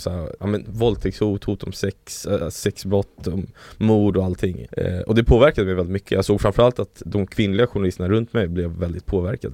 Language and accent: Swedish; Sweden; also born or lived in Chile; now in Stockholm, Sweden; jag är så svensk på det sättet